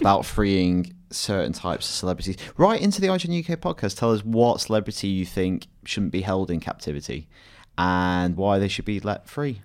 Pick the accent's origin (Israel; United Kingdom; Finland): United Kingdom; Blackburn, North West England; born or raised there